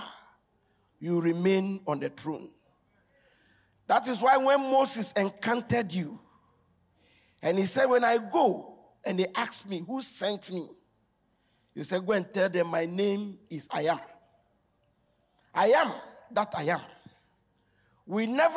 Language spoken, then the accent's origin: English; Accra, Greater Accra, Ghana; I live in Newtown. I grew up in Newtown.